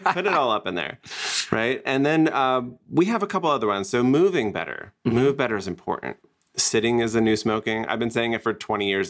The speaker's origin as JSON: {"language": "English", "region": "New Jersey", "country": "United States", "moved": "yes", "lives_now": "Scottsdale, United States", "said": "I'm originally from New Jersey"}